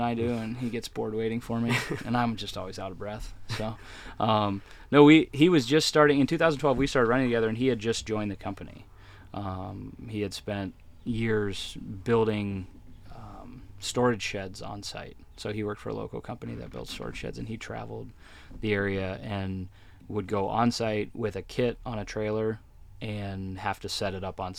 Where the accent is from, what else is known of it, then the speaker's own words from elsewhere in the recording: Ontario, Canada; I am not. I grew up in Southern Ontario, up in Canada. Was from that area.